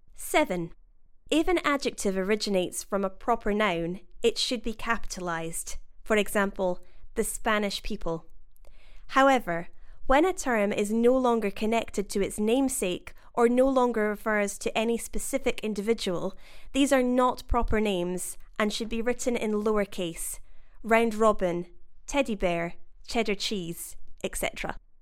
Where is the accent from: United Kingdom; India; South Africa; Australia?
United Kingdom; accent: British English; As a British English speaker